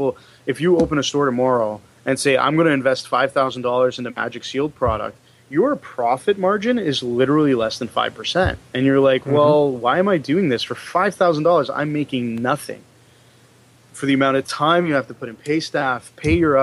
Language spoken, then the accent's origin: English; Canada; So as Canadians